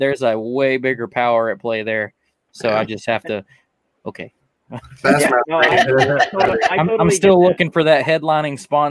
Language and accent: English; North Alabama, United States; I'm from Alabama. Just for anybody that didn't know it, North Alabama